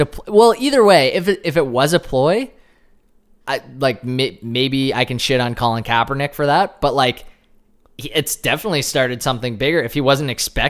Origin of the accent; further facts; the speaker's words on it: Canada; we're Canadian.